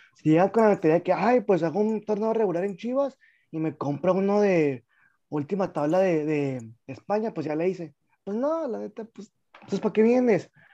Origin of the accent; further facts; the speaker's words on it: Mexico; uno como mexicano